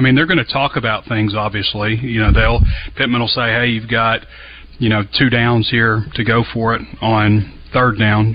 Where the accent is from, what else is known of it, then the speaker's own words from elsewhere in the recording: Central Arkansas, United States; I'm from Central Arkansas and have a lot of great memories there.